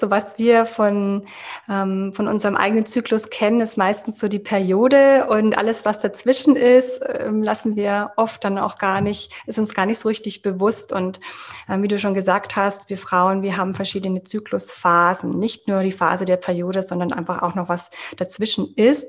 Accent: Munich, Bavaria, Germany; ich komme aus München und ich bin Yoga-Coach

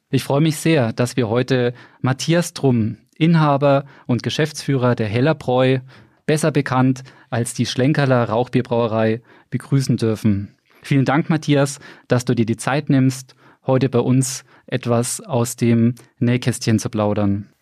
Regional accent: Bamberg, Bavaria, Germany; gebürtiger Bamberger

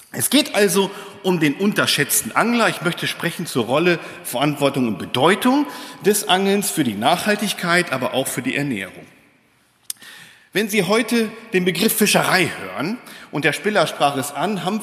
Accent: Lohne, Lower Saxony, Germany; Ich bin gebürtig aus Niedersachsen tatsächlich, Lohne Dinklage, da wo die Schweine wohnen.

